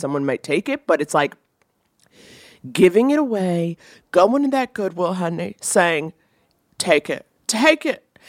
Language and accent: English; New York City, New York, United States; growing up in New York City